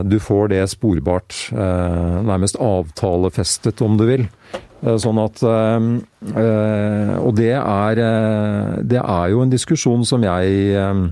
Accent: Greverud, Akershus, Norway; hjemme på Greverud.

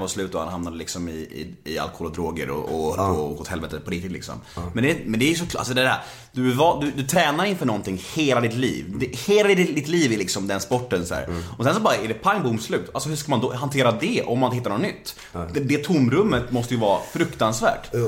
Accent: Stockholm, Stockholm County, Sweden; Och jag är stockholmare

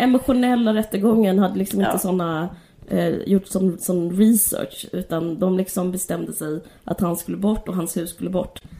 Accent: Simrishamn, Skåne, Sweden; jag bodde utanför Simrishamn

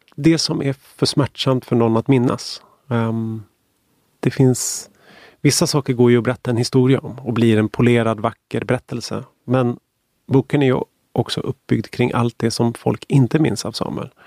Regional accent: Stockholm, Stockholm County, Sweden; jag är född och uppvuxen i Stockholm

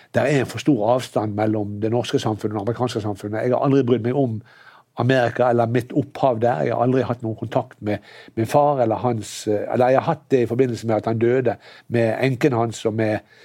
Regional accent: Norway; jeg har vokst opp i Norge

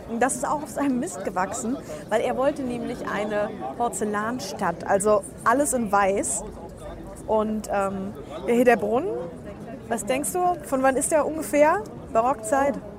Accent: Berlin, Germany; now in Saarbrücken, Germany; ich bin gebürtige Berlinerin

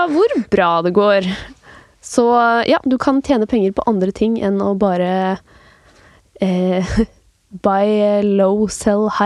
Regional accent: Norway; selv om jeg er norsk, så kan jeg handle på utenlandske børser?

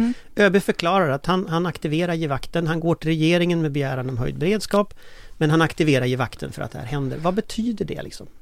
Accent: Gothenburg, Västra Götaland, Sweden; i Göteborg där jag är född

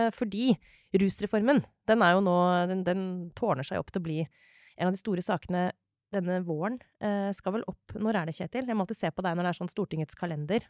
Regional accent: Norway; der jeg kommer fra, liksom, i drabantbyen utafor Oslo

